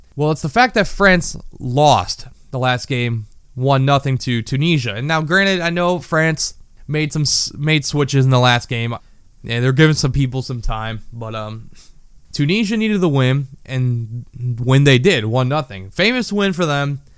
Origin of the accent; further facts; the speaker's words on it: United States; I am born and raised in the United States, but family ties to Argentina.